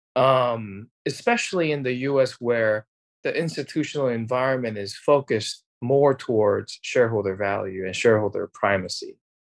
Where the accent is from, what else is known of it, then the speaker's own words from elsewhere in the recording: South Korea; moved away; I'm originally from Korea